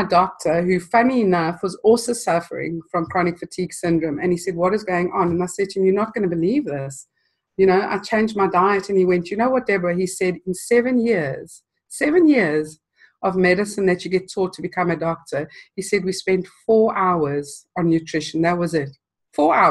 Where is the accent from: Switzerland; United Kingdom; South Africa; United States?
South Africa; moved away; I grew up in South Africa and spent most of my life there.